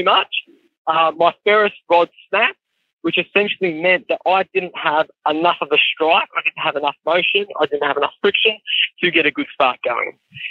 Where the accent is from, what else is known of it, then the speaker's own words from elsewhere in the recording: Wollongong, New South Wales, Australia; I'm from Wollongong